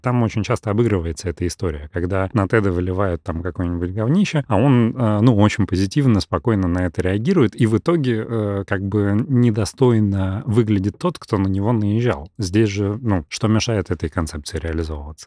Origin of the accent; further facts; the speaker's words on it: Russia; first language Russian; я армянин, потому что о, оба моих родителя армяне, но я там всю жизнь прожил в России и, и там русский мой родной язык